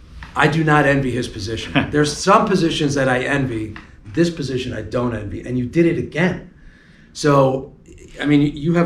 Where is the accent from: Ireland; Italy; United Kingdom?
Italy; English is a second language; now in United States; Yeah, I'm an immigrant. We came in from Italy in mid-60s.